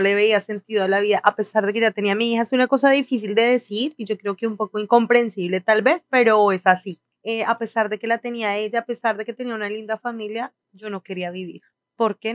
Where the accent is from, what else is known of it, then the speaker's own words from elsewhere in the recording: Colombia; moved away as an adult; also born or lived in Ecuador; now in Miami, United States; todos los que salimos de Colombia